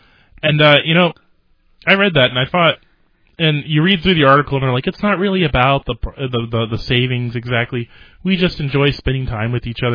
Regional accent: St. Petersburg, Florida, United States; born or raised there

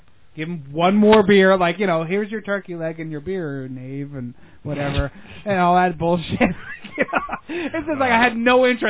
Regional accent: Pennsylvania, United States; moved away; I grew up in Pennsylvania

